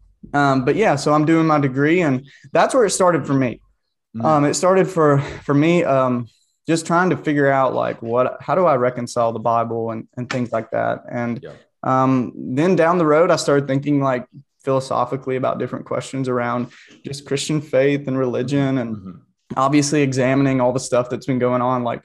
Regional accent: Cordele, Georgia, United States; I grew up in South Georgia. Cordial, Georgia was the watermelon capital of the world.

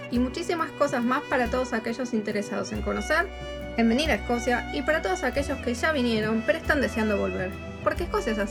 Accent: Argentina; moved away as an adult; now in Scotland, United Kingdom; una vez viajando por la Patagonia Argentina, que yo soy de, Argentina

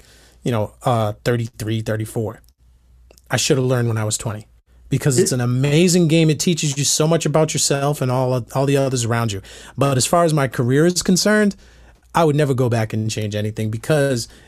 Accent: Massachusetts, United States; now in Nashville, United States; I'm from Massachusetts

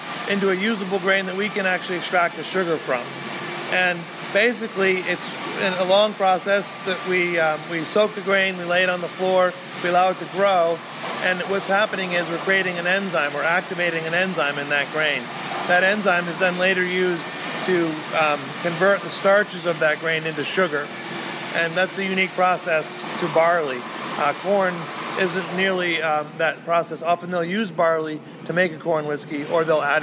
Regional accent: Maine, United States; We are from Maine. We're proud Mainers.

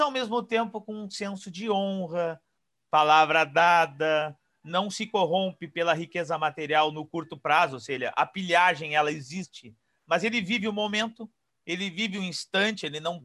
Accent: Porto Alegre, Rio Grande do Sul, Brazil; now in Pelotas, Brazil; eu sou natural de Porto Alegre.

